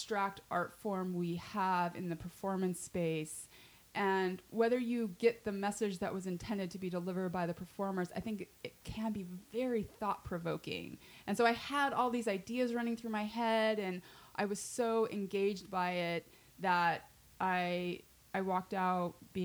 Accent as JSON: {"language": "English", "region": "Utah", "country": "United States", "moved": "yes", "said": "I'm from Utah. I was raised Mormon"}